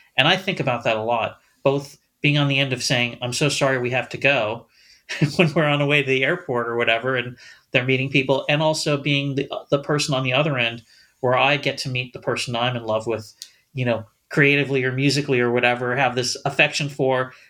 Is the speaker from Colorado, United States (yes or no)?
no; Los Angeles, California, United States; I am from Los Angeles, but I grew up in a smaller suburb.